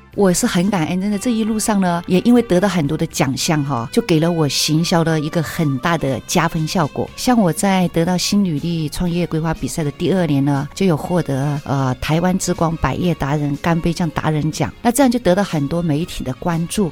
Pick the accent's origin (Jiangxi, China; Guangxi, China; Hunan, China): Guangxi, China; Guilin; moved away as an adult; now in Taiwan; 我们桂林的乡音就是